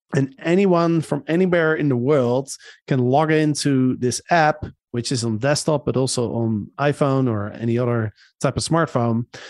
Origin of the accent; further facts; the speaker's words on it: Netherlands; now in Panama; my home country in the Netherlands